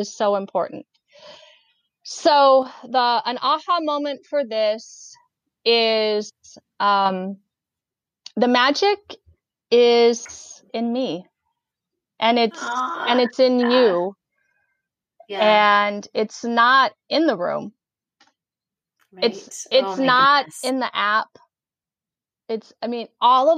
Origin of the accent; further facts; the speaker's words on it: Oregon, United States; that Oregon life. I'm from Oregon. I have chickens in my yard